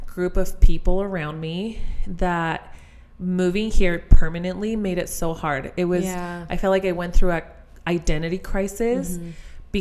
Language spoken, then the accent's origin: English; Chile; English is a second language; moved away as an adult; now in United States; I was born and raised in Chile, which is in South America.